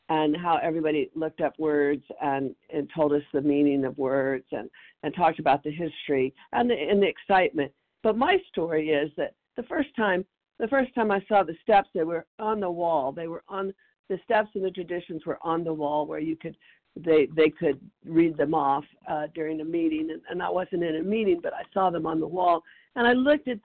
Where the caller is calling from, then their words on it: Tennessee, United States; Tennessee. I'm in East Tennessee.